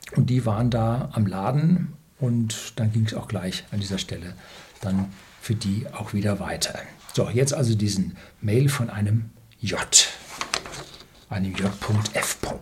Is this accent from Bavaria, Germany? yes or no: yes; Bavaria, Germany; bei uns in Süddeutschland, vor allem in Bayern hier